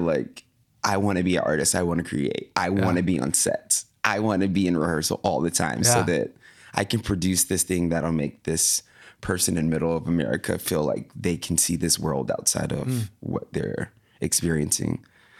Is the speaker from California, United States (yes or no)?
no; Tallahassee, Florida, United States; I'm from Tallahassee, Florida.